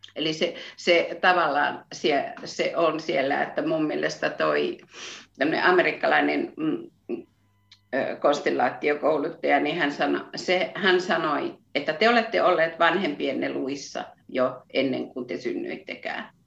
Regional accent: Satakunta, Finland; accent: Satakunta dialect; moved away as an adult; now in Nurmijärvi, Finland; mutta siis olen koto, kotoisin satakunnasta ja ehkä se Viljami on niin se juttu, mikä, mikä, mikä meitä sitoo, että se, se satakunnan murre

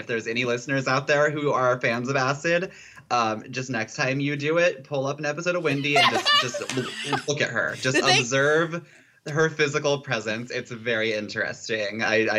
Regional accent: Spokane, Washington, United States; now in Seattle, United States; I guess I lived in Washington State before anyway, so it doesn't matter. But, like, I think when I used to, I'm from Spokane. So, mm-hmm. like, that's, like, a much more conservative area on, like, the east side of the state. It's, like, Western Idaho, basically.

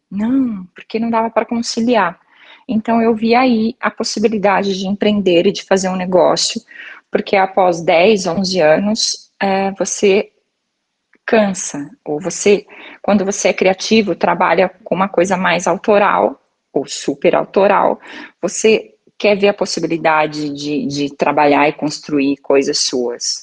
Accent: Maringá, Paraná, Brazil; eu sou de Maringá, no Paraná

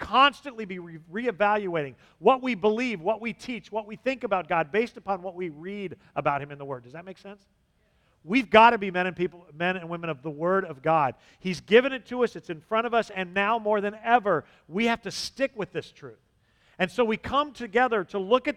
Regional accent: Southern California, United States; moved away; I'm from Southern California

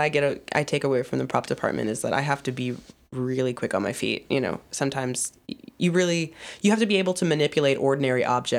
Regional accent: Atlanta, Georgia, United States; I'm from Atlanta, born and raised, and I went back to Atlanta after graduating for 6 months and worked for a small production company

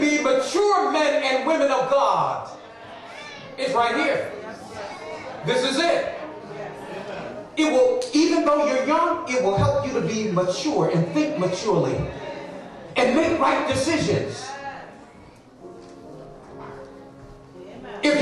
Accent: Trinidad & Tobago; I'm from Trinidad and Tobago

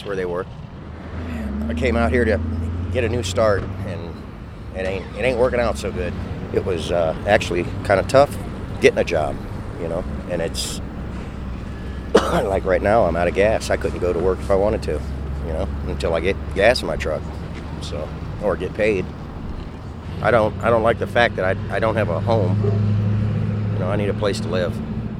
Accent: Ohio, United States; moved away as an adult; also born or lived in Pinedale, Wyoming; now in Watford City, United States; I'm originally from Ohio. I was in the boom in Wyoming, out near Pinedale before all the rigs were here.

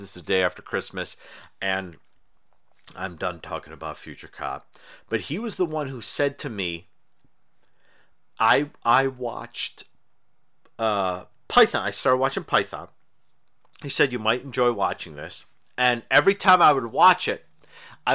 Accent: Irondequoit, New York, United States; now in Los Angeles, United States; I grew up in Irondequoit, which is close to Lake Ontario

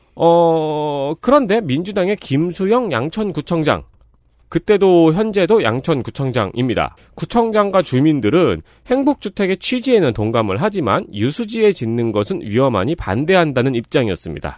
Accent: Seongnam, Gyeonggi Province, South Korea; 성남 토박이는 여기 앉아 있죠

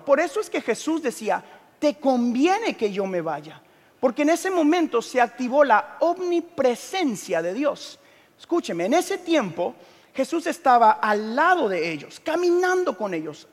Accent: Guatemala; soy de Guatemala

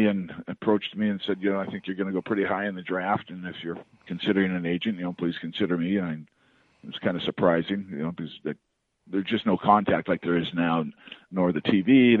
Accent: British Columbia, Canada; moved away as an adult; I grew up in British Columbia

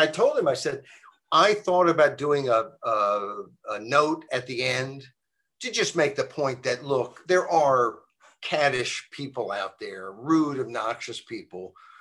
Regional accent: Virginia, United States; University of Virginia, my home state

